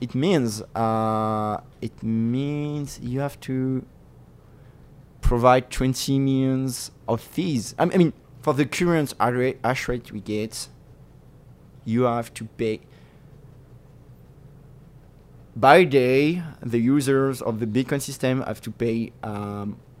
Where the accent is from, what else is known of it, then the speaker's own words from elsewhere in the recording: France; moved away as an adult; now in New York, United States; I grew up in France and we have this huge bureaucratic system.